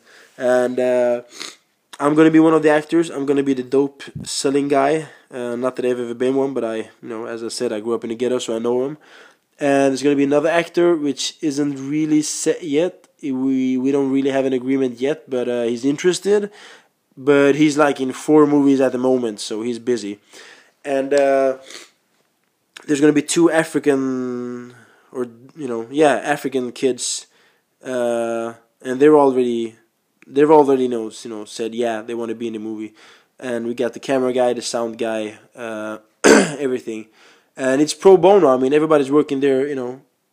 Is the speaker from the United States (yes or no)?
no; Sweden; first language Swedish; English is a second language; I was born in Sweden